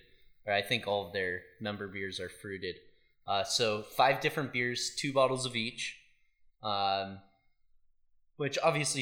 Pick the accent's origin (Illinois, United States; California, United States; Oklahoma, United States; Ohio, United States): California, United States; Oxnard; we're from Oxnard